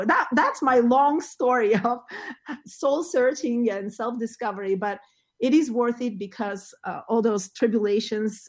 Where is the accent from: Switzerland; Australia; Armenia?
Armenia; Yerevan; English is a second language; moved away as an adult; also born or lived in Moscow, Russia; now in New Jersey, United States; I was born in Armenia, in Yerevan, in Armenia, and I studied music ever since I was a child